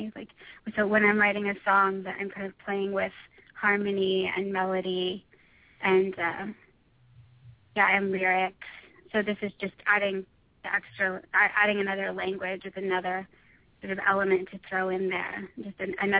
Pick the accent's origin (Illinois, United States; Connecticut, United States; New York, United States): Connecticut, United States; also born or lived in Houston; I moved around a lot. I've lived in a lot of places, but I was actually born in Houston, and then I went to high school in Connecticut, not too far from.